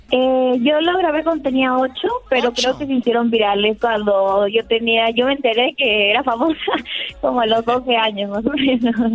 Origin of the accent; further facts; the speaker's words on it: Ayacucho, Peru; me siento orgullosa de, ser peruana